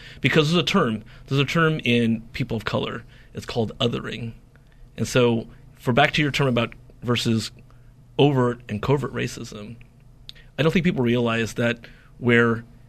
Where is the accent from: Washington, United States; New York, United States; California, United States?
California, United States; first language English; I'm from California. It's like, no, where are you really from? And like, I was born and raised in California.